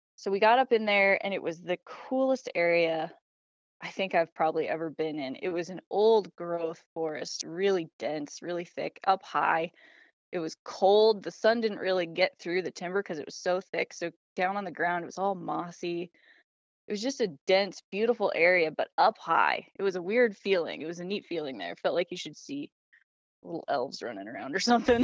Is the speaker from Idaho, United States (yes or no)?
yes; Idaho, United States; now in Montana, United States; I was born and raised in Idaho